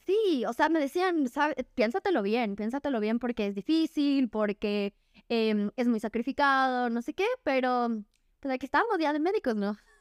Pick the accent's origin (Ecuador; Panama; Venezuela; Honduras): Ecuador; soy ecuatoriana, orgullosamente.